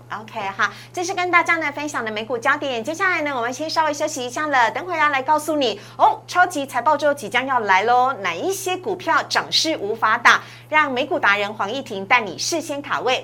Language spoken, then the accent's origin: Chinese; Taiwan; 我们台湾人